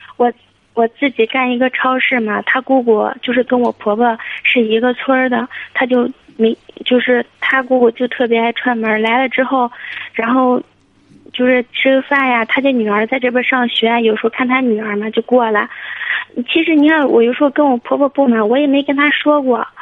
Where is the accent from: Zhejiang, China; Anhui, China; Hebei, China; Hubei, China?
Hebei, China; 我是河北的